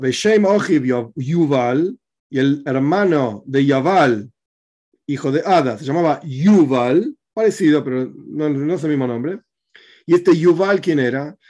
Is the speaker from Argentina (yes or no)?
yes; Argentina